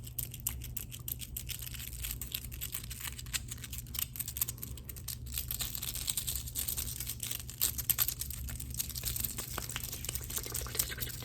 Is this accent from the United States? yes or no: yes; the South, United States; I'm just a little Colombianita that grew up in the South